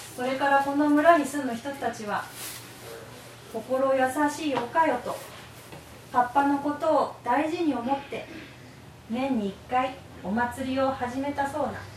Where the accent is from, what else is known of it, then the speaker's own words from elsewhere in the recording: Kunisaki, Oita, Japan; also born or lived in Beppu; 国崎生まれの国崎育ちです